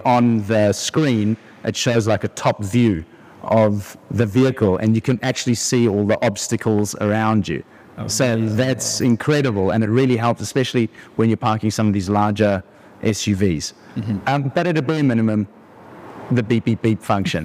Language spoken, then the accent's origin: English; South Africa; moved away as an adult; also born or lived in Australia; I grew up in South Africa. I moved overseas to Australia